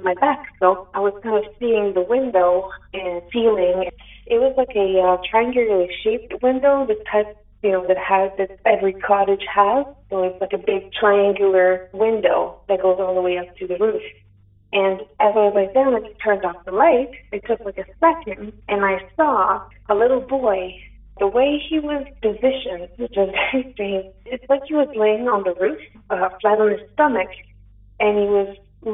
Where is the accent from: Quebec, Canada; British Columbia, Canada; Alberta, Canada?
Quebec, Canada; first language French; English is a second language; now in Cantley, Canada; Pardon my my English, it's not too good, I'm French